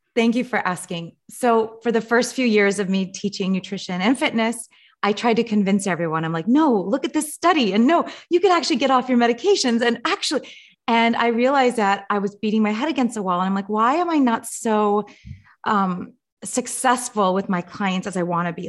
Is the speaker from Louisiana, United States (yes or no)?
no; Los Angeles, California, United States; I grew up in Los Angeles.